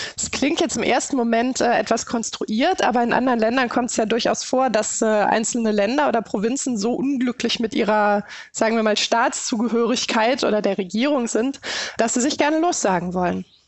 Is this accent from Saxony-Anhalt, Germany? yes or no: no; Hamburg, Germany; Wir mögen euch auch als Hamburger